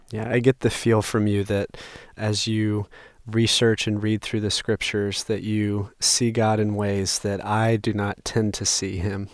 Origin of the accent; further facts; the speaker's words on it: North Carolina, United States; growing up in North Carolina